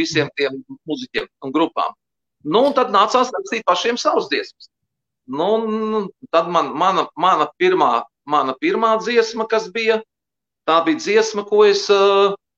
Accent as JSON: {"language": "Latvian", "town": "Liepāja", "region": "Kurzeme", "country": "Latvia", "said": "es mācījos Liepājas Emīļa Melngaļa muzikas skolā"}